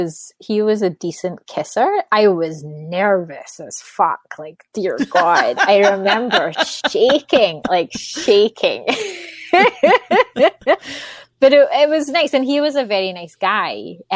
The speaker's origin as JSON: {"language": "English", "region": "Scotland", "country": "United Kingdom", "tie": "born or raised there", "moved": "yes", "said": "So I was born and raised in Scotland. Don't live there anymore. So I would say my accent's definitely died down a little bit."}